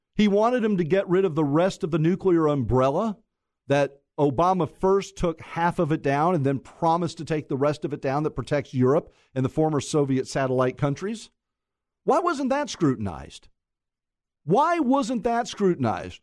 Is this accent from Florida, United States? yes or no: yes; Mount Dora, Florida, United States; I was born and raised in Mount Dora